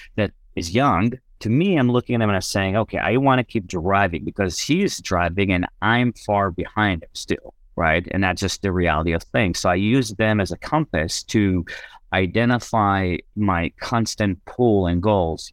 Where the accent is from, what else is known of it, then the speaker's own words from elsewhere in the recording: Israel; moved away; I was born and raised in Israel